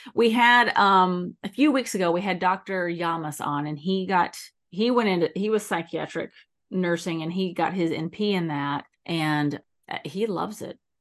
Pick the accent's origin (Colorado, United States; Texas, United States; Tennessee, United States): Texas, United States; also born or lived in East Coast; now in San Diego, United States; I grew up in Texas, but I spent a lot of time on the East Coast